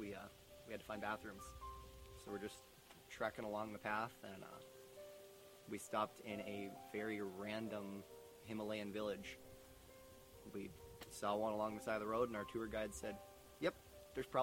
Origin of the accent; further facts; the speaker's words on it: Minot, North Dakota, United States; moved away as an adult; I am from Minot, North Dakota